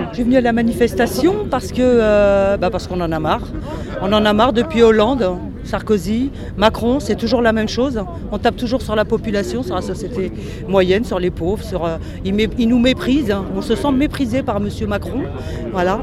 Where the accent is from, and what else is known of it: France